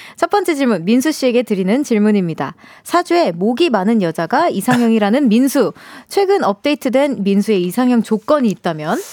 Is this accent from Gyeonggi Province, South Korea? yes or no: yes; Yongin, Gyeonggi Province, South Korea; also born or lived in Seoul; 전 태어난 건 사실 서울인데 네, 네. 용인에서 좀 오래 살았어요